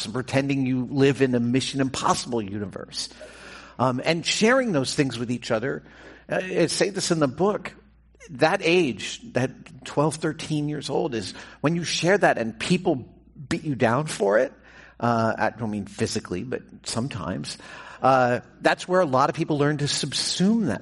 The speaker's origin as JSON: {"language": "English", "region": "New York", "country": "United States", "tie": "born or raised there", "said": "I grew up in New York, and I spent a lot of time living there"}